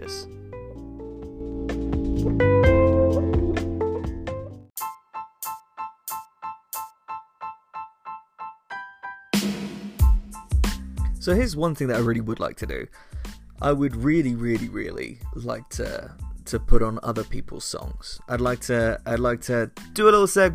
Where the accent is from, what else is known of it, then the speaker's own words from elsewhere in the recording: United Kingdom; I come from a sleepy town called Flick. It's less swish and flick and more we have a Tesco's and a train station